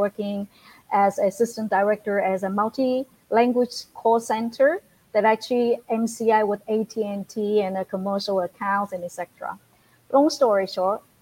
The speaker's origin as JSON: {"language": "English", "country": "China", "moved": "as an adult", "lives_now": "United States", "said": "I came from China exactly 36 years ago. As a student."}